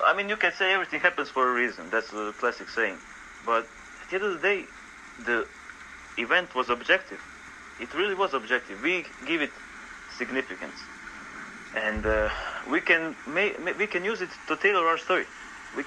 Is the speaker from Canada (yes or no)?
no; Croatia; I grew up in Croatia. I'm still in Croatia.